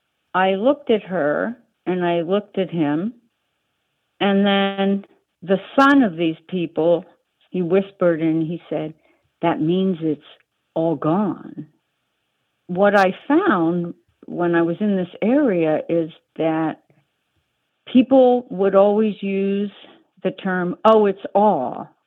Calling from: Rye, New York, United States; I'm calling from Rye, New York.

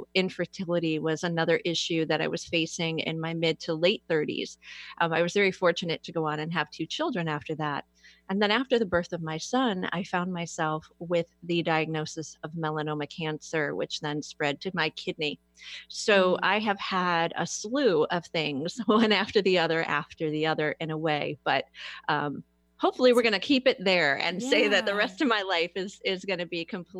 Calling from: Fairlawn, Ohio, United States; I am in Fairlawn, Ohio, just a little bit south of Akron.

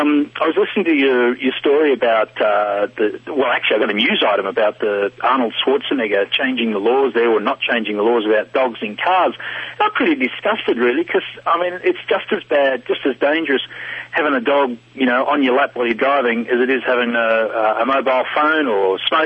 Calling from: Australia; It's costing me a lot of money. I'm calling from Australia.

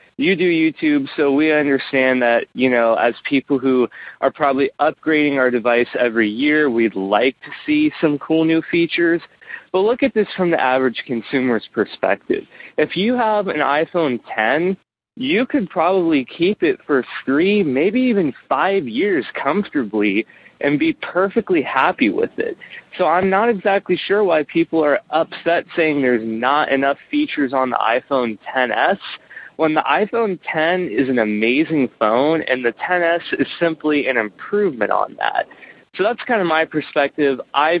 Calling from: Nashville, Tennessee, United States; Hey, Brian. This is …, and I'm from the Nashville area.

